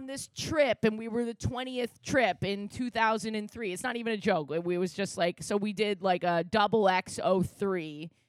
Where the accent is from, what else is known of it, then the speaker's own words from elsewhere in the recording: New York City, New York, United States; I grew up here in New York City